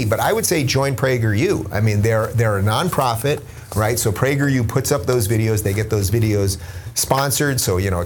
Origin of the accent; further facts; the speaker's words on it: New York, United States; now in California, United States; I grew up in New York